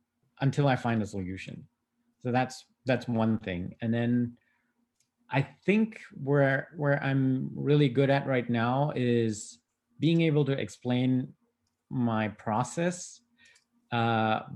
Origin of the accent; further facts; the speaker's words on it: Schwäbisch Gmünd, Baden-Württemberg, Germany; also born or lived in Stockholm, Sweden; my parents are from India, and then, I grew up in Germany